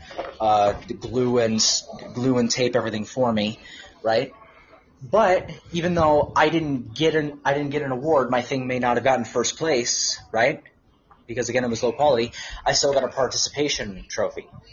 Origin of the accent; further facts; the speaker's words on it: Southern California, United States; technically Southern California